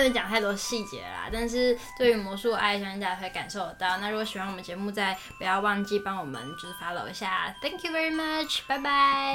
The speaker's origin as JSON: {"language": "Chinese", "country": "Taiwan", "said": "我们台湾人"}